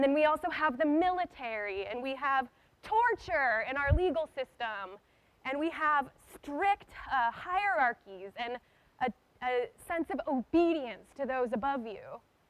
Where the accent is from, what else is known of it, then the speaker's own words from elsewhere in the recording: United States; as an American